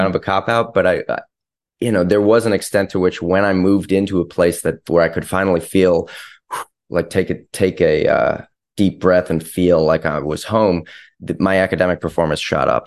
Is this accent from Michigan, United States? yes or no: yes; Ann Arbor, Michigan, United States; I was from Ann Arbor